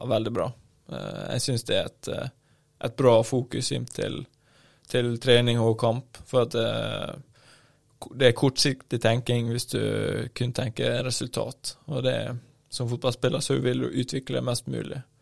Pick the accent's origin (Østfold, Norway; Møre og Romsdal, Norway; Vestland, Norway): Møre og Romsdal, Norway; Ålesund; jeg kom jo fra, eh, fra Ålesund